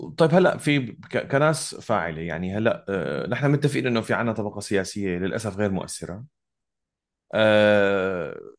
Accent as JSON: {"language": "Arabic", "country": "Syria", "said": "هل أنا كمواطن سوري أتمنى أنه سوريا"}